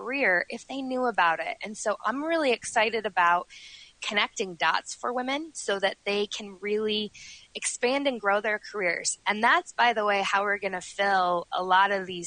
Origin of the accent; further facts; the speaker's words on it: Denver, Colorado, United States; also born or lived in Milwaukee, Wisconsin; I've lived here since I was 6 years old. I was born in Milwaukee, and my parents said, we are going to move to Colorado, and they did.